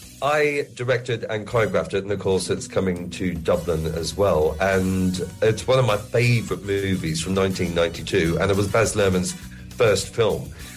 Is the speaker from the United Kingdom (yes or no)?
no; Australia; moved away; Obviously, my accent has changed quite considerably. But... definitely, when I go home, I get a bit more of an Australian drawl and twang. But I do miss Australia in that way.